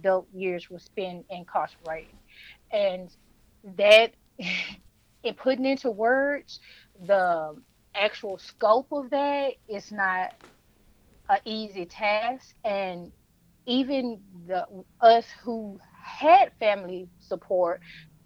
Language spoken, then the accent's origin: English; Memphis, Tennessee, United States; now in Ash Flat, United States; I am originally from Memphis, Tennessee, but I live in Arkansas right now in Ash Flat